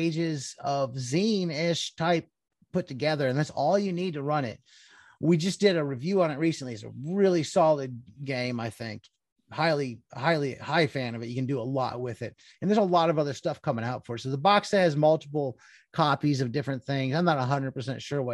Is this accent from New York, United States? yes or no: no; Cleveland, Ohio, United States; I grew up in Cleveland